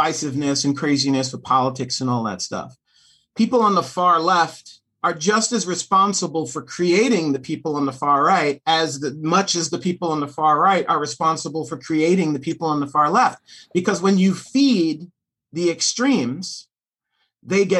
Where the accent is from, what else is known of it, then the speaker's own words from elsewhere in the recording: New York City, New York, United States; also born or lived in Los Angeles, United States; now in Fort Wayne, United States; I'm half Puerto Rican, half Russian Jew from New York City. I've lived in L.A. for 10 years